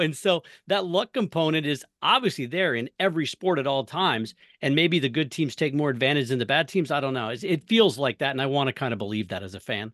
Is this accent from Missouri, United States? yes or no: yes; Missouri, United States; I grew up in Missouri